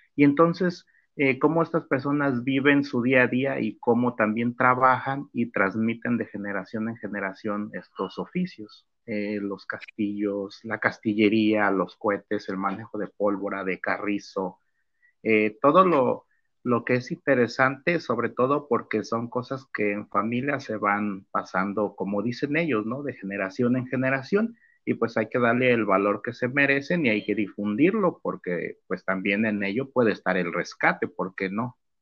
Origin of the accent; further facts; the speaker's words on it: Tuxpan, Jalisco, Mexico; el trabajo de mi pueblo Tuxpan, Jalisco